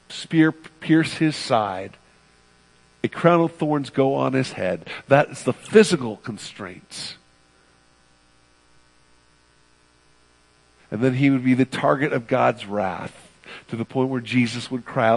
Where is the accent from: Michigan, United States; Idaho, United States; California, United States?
California, United States; I'm from the West Coast, from California specifically